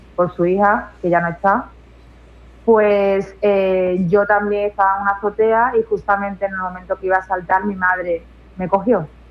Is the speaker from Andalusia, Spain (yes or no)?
yes; Seville, Andalusia, Spain; moved away as an adult; now in Utrera, Spain; yo soy de Sevilla, me vine a Utrera